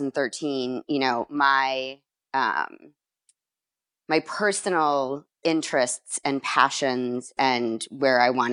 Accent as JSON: {"language": "English", "town": "Chicago", "region": "Illinois", "country": "United States", "also_born_or_lived": "Miami", "moved": "yes", "said": "I'm originally from Chicago"}